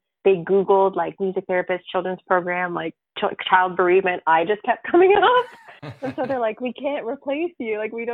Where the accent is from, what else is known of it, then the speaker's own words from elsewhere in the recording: Sarnia, Ontario, Canada; also born or lived in Burlington; And I started at the hospice in Sarnia